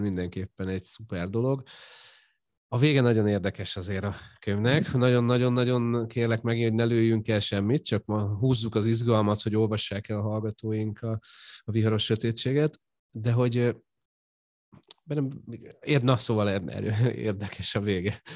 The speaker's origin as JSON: {"language": "Hungarian", "town": "Győr", "region": "Győr-Moson-Sopron", "country": "Hungary", "said": "én mondjuk Győri vagyok, így Győrben élek"}